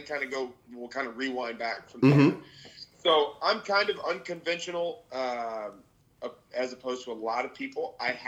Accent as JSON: {"language": "English", "town": "Dallas", "region": "Texas", "country": "United States", "tie": "born or raised there", "moved": "as an adult", "said": "I was born and raised in Dallas, Texas. I lived there until I was 18"}